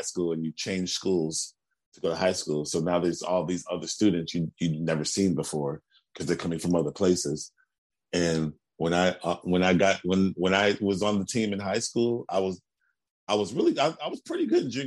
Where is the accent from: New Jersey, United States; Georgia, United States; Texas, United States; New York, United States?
Texas, United States; Houston; moved away; I'm from Houston. We have a school called High School for the Performing and Visual Arts. And I auditioned my ninth grade year and I got